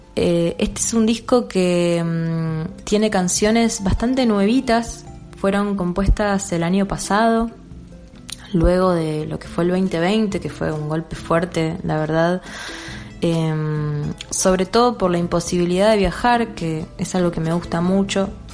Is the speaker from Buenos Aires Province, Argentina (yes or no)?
yes; Baradero, Buenos Aires Province, Argentina; nací y me crié en Varadero, provincia de Buenos Aires